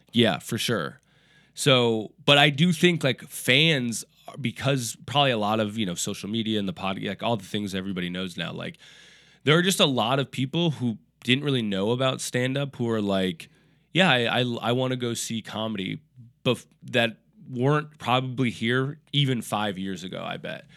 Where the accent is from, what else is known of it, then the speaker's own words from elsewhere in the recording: Minneapolis, Minnesota, United States; moved away as an adult; also born or lived in Portland; now in New York, United States; I was born and raised in Minneapolis, Minnesota